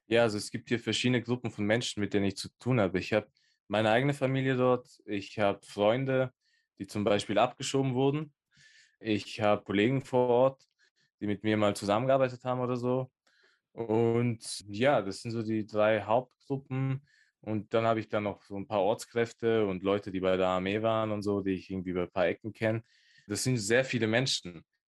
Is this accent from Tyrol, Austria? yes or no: yes; Innsbruck, Tyrol, Austria; born or raised there